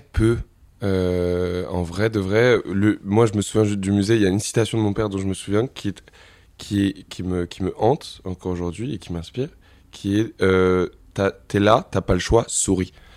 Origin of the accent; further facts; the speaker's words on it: Montmorency, Île-de-France, France; j'ai grandi dans le 95, à Montmorency.